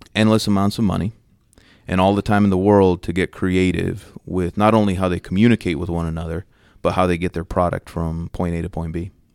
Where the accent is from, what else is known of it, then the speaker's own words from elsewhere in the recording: New Mexico, United States; moved away as an adult; also born or lived in Los Angeles, California / Bakersfield, California; now in Dallas, United States; I grew up in the, along the Southwest border, about twenty minutes away from the U S Mexico border, uh, so coincidentally, like, El Paso, Texas was my big city growing up, despite the fact that I, you know, grew up in New Mexico